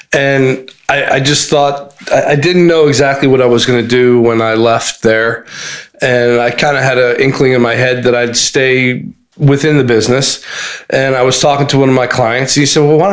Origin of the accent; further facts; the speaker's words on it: Montgomery County, Maryland, United States; I'm from Montgomery County